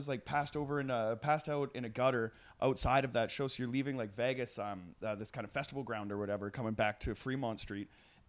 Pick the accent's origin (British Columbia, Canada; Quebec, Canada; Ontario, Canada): British Columbia, Canada; Trail; I grew up in Trail, which is about 8 hours east.